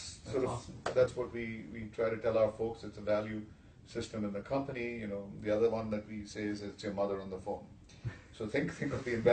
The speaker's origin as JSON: {"language": "English", "country": "India", "moved": "yes"}